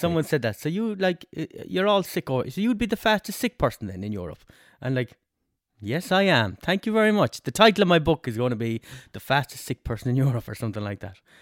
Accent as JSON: {"language": "English", "town": "Westport", "region": "Connacht", "country": "Ireland", "also_born_or_lived": "England", "said": "I'm from Westport"}